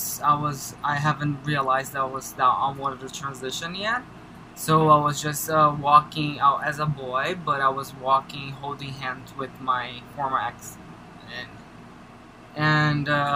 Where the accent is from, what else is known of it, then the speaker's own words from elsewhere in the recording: Brazil; moved away as an adult; now in New York, United States; I was born there, I was raised there, I grew up there, and I came here when I was 17 for the first time.